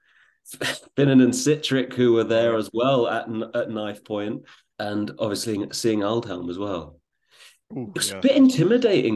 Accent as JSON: {"language": "English", "region": "England", "country": "United Kingdom"}